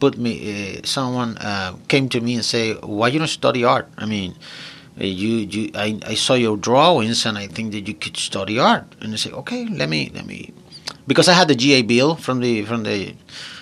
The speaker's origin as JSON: {"language": "English", "country": "Puerto Rico", "tie": "born or raised there", "said": "I'm from Puerto Rico, born and raised there"}